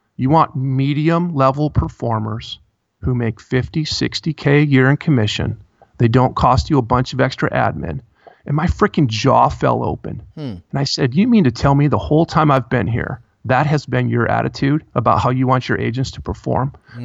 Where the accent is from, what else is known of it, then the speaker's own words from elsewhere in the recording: Midwest, United States; I grew up in the Midwest.